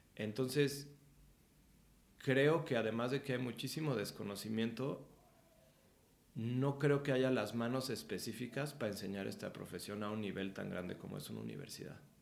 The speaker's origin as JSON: {"language": "Spanish", "region": "Mexico City", "country": "Mexico", "tie": "born or raised there", "said": "Nací aquí en la Ciudad de México"}